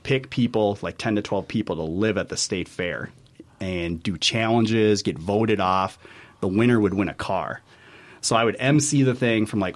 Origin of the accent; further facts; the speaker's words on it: Brooklyn Park, Minnesota, United States; also born or lived in Menomonie, Wisconsin; I was born and raised in Brooklyn Park